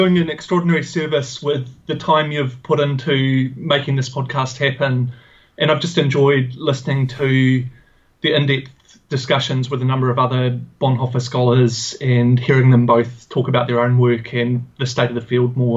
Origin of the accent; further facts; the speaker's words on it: New Zealand; moved away as an adult; also born or lived in Indiana, United States / Aberdeen, Scotland; now in Australia; So I'm a New Zealander. I grew up and lived in New Zealand.